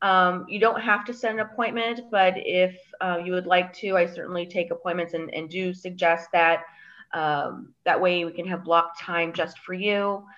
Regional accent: Colorado, United States; also born or lived in Chicago, Illinois; I am from Colorado and Chicago.

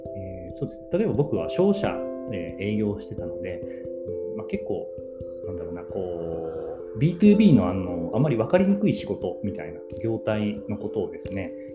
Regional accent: Takamatsu, Kagawa, Japan; 地元の香川県高松市ってところでコピーライターって仕事をしてる

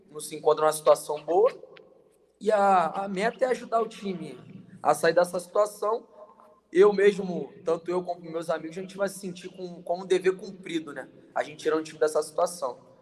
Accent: Mesquita, Rio de Janeiro, Brazil; meu município ali de Mesquita, no Rio de Janeiro

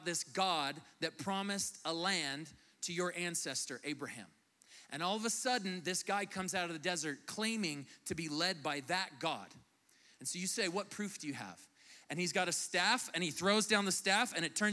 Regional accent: United States; moved away as an adult; I'm from the United States, lived here for about the last year and a half

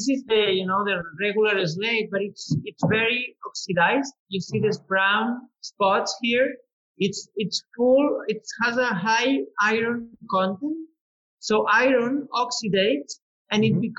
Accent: the Pyrenees, Spain; English is a second language; moved away as an adult; now in Priorat, Spain; So I was born in the Pyrenees. So okay. I'm coming from the really cold mountains, mountains in the Pyrenees. Uh-huh. Um, I was, I was, uh, I was born in a farm, and I was raising cows since I was a kid.

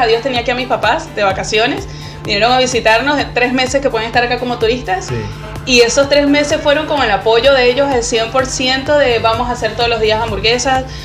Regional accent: Margarita Island, Nueva Esparta, Venezuela; moved away as an adult; now in Chile; yo soy margariteña

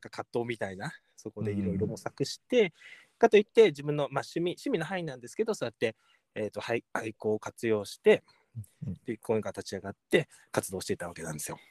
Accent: Saitama, Japan; 自分はこの埼玉県のこのここで育ってここで生まれたんですよ

